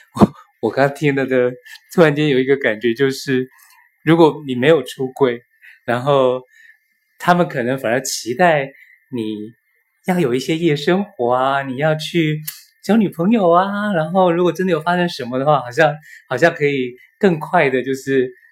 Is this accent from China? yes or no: no; Taiwan; 我从台湾来嘛